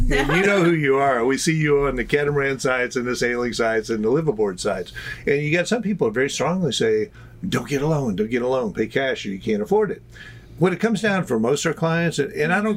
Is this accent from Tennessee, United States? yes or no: yes; Tennessee, United States; now in Puerto Rico; I'm from Tennessee originally.